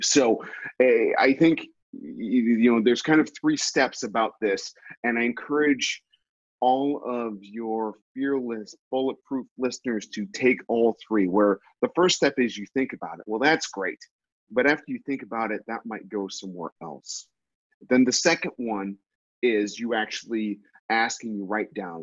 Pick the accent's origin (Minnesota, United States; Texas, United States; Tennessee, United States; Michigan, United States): Minnesota, United States; I grew up in Minnesota